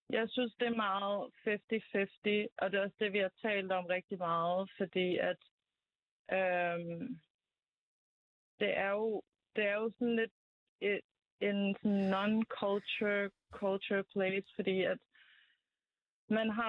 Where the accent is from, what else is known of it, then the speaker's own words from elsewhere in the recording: Azerbaijan; moved away; jeg er fra Azerbaijan, øhm, og øhm, har boet der i mange år, on and off, øhm, de sidste 10 år